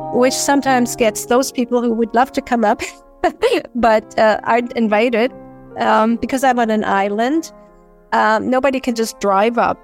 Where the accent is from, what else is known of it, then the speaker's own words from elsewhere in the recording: Canada; being Canadian, we had too much cold weather